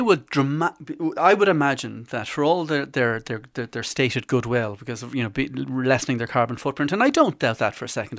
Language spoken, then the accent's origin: English; Ireland